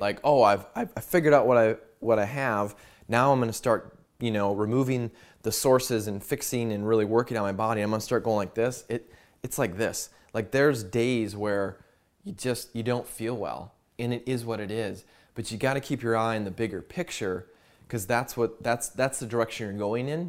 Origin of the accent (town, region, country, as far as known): United States